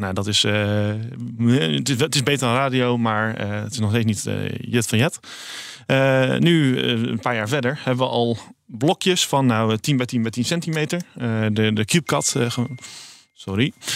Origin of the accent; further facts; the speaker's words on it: Rotterdam, South Holland, Netherlands; ik kom uit Rotterdam